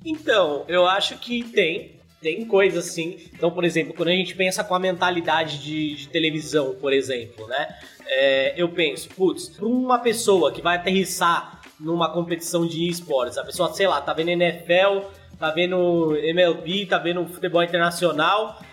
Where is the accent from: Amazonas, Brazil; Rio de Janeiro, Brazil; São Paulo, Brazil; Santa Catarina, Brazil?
São Paulo, Brazil; São Bernardo do Campo; Eu sou de São Bernardo, ABC Paulista